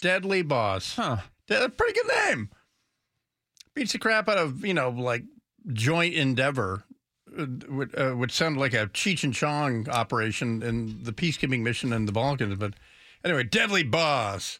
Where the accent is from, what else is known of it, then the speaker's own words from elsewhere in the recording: United States; you get frustrated as an American